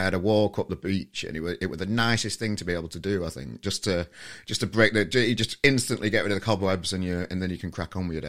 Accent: Yorkshire and the Humber, United Kingdom; as a Yorkshireman.

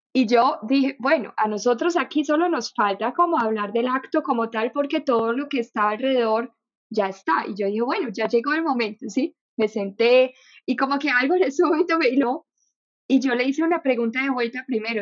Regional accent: Germany; Spanish is a second language; moved away as an adult; now in Colombia; nací en Alemania, viví toda mi vida en Alemania

